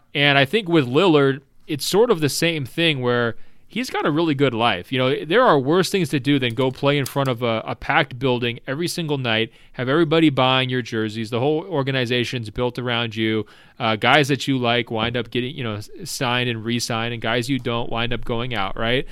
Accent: Portland, Oregon, United States; I'm from Portland.

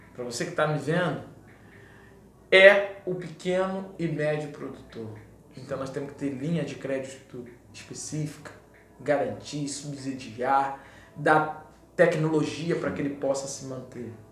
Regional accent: Brazil; eu moro no Brasil, né? Eu sou brasileiro

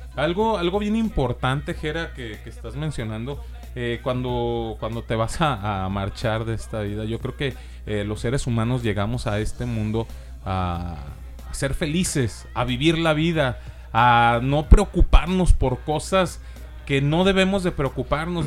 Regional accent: Mexico; Los mismos mexicanos nos etiquetamos

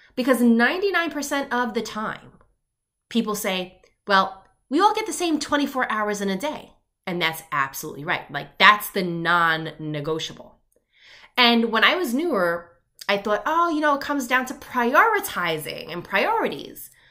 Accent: Long Island, New York, United States; I grew up in Long Island, New York.

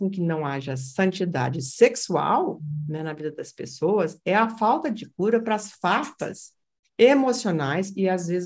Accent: Brazil; Eu não falo mais que eu sou brasileira, não.

